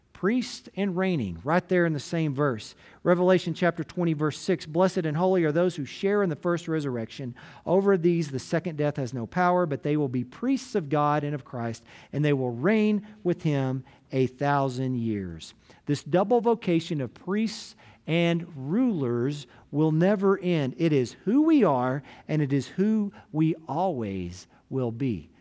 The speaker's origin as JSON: {"language": "English", "town": "Gruver", "region": "Texas", "country": "United States", "tie": "born or raised there", "moved": "yes", "said": "my hometown of Groover, Texas, up in Hansford County"}